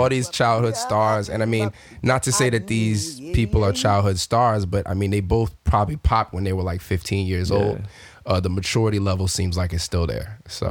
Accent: Southern California, United States; moved away; being somebody growing up in Southern California

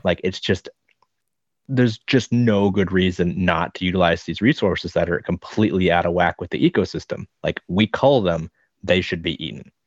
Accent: Nebraska, United States; moved away as an adult; also born or lived in Minnesota / Queensland / Victoria; now in Hobart, Australia; I grew up, spent my first twelve years in Nebraska and then another few years in Minnesota

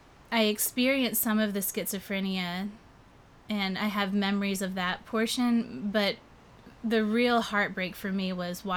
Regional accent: Fayetteville, North Carolina, United States; So I was born in Fayetteville, North Carolina. So I'm from the South. I was actually born at an Army base in Fort Bragg. My dad was in the Army.

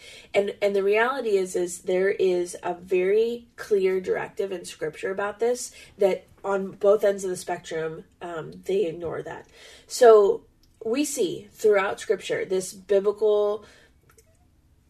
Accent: United States; we're American

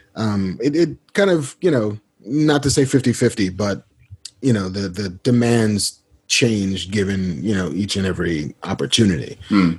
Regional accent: New York City, New York, United States; I'm from the Bronx

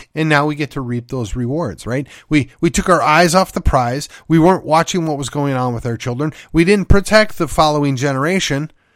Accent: United States; we as Americans, particularly white Americans

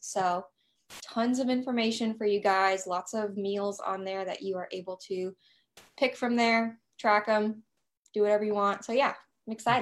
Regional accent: Nashville, Tennessee, United States; I am from Nashville, Tennessee. I live here with my fiance and two dogs.

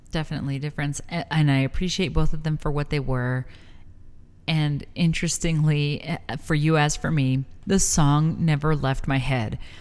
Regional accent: El Paso, Texas, United States; I'm also from El Paso

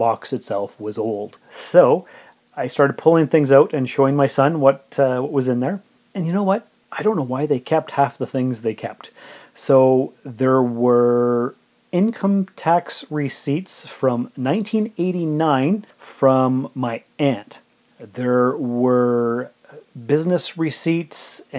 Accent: Sault Ste. Marie, Ontario, Canada; moved away as an adult; now in Timmins, Canada; I was born and raised in Sault Ste. Marie, and I came to Timmins about 17 and a half years ago

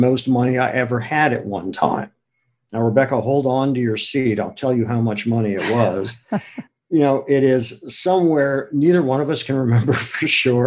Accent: Akron, Ohio, United States; moved away as an adult; also born or lived in Madison, Wisconsin; now in New York City, United States; I was born and raised in Akron, Ohio, and that was a great place to grow up and leave.

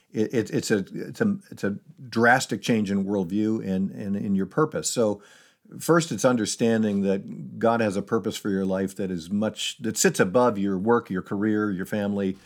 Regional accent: Syracuse, New York, United States; moved away as an adult; now in Seattle, United States; I grew up in Syracuse, New York

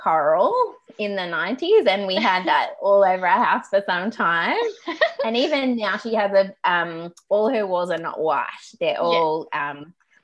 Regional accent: Canberra, Australian Capital Territory, Australia; moved away as an adult; now in Melbourne, Australia; I grew up in Canberra, the nation's capital, and I lived there until I was about 20

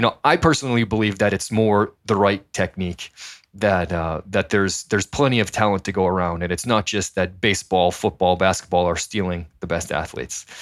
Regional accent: Methuen, Massachusetts, United States; moved away as an adult; also born or lived in New Hampshire / San Diego; grew up in Methuen, Massachusetts

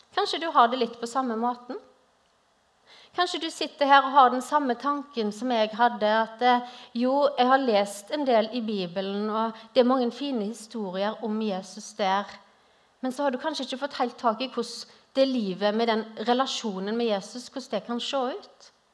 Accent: Western Norway, Norway; moved away as an adult; now in Grimstad, Norway; hører dere kanskje at jeg er ikke herfra. Jeg er opprinnelig fra Vestlandet

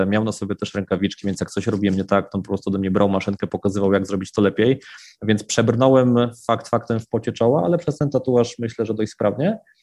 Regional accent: Wrocław, Lower Silesian Voivodeship, Poland; w rodzinnym Wrocławiu

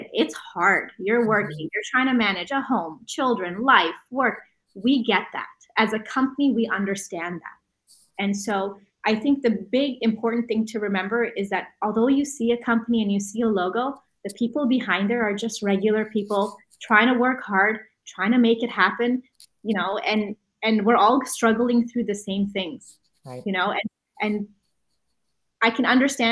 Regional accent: Canada; we're Canadian.

